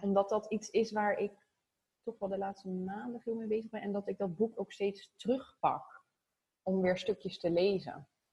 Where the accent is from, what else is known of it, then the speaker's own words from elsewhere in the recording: Zoetermeer, South Holland, Netherlands; also born or lived in The Hague / Voorburg; Ik ben geboren in Den Haag. Ehm, toen hadden mijn ouders al een huis gekocht in Zoetermeer. Ja, echt een Phoenixwijk van Den Haag eigenlijk. En daar ben ik opgegroeid.